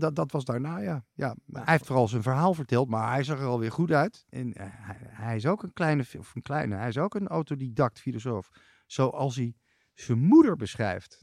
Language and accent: Dutch; Amsterdam, North Holland, Netherlands; Ik ben geboren op de Nieuwe Keizersgracht. Ik ben kind van Nieuw-Zuid